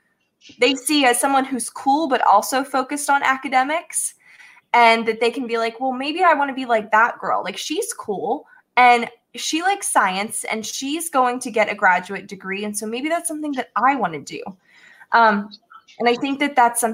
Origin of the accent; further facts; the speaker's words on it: Newtown, Pennsylvania, United States; my journey in growing up in Newtown was a great one for me.